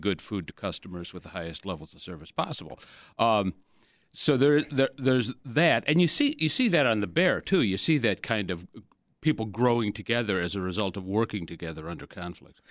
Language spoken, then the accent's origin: English; Chicago, Illinois, United States; We grew up in Portage Park